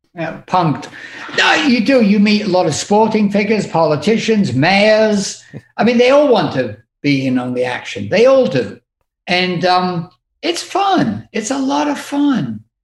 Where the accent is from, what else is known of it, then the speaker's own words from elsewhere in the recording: United Kingdom; one thing I have learned by being British is the art of actually insulting somebody